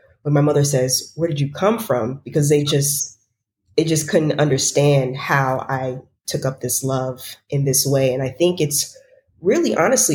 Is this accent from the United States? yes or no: yes; White Plains, New York, United States; I am originally from White Plains, New York.